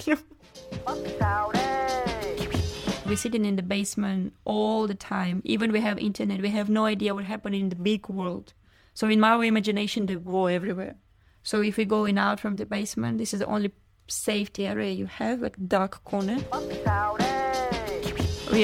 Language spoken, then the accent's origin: English; Kharkiv, Kharkiv Oblast, Ukraine; English is a second language; moved away as an adult; now in Vietnam; My hometown is Kharkiv, my parents there, my granny there